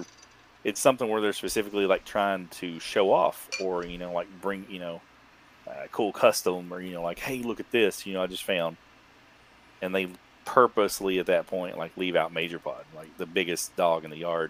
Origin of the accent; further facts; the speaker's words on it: the South, United States; I'm from the South